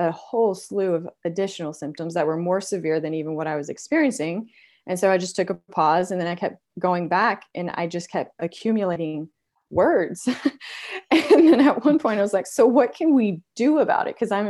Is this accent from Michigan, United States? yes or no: no; Texas, United States; I grew up in West Texas and we're very traditional in everything that we do.